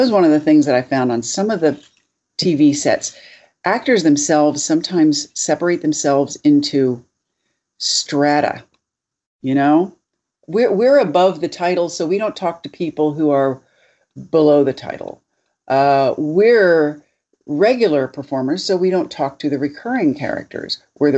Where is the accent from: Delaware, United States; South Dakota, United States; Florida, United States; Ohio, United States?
Delaware, United States; born there; I was born in Delaware.